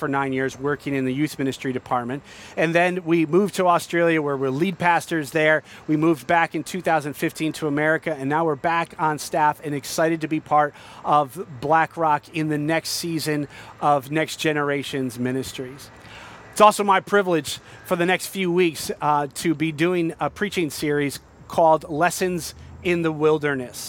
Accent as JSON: {"language": "English", "town": "Trumbull", "region": "Connecticut", "country": "United States", "tie": "born or raised there", "said": "I grew up in Trumbull"}